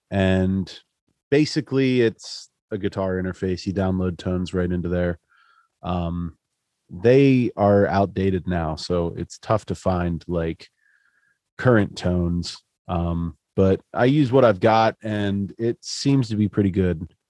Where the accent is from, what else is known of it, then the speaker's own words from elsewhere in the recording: Central Pennsylvania, United States; I'm from Central PA